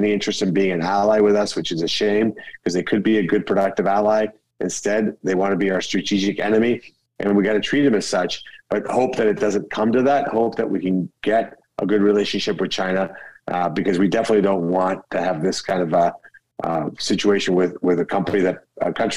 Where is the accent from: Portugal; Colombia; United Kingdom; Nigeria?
Colombia; now in United States; Colombia, my home country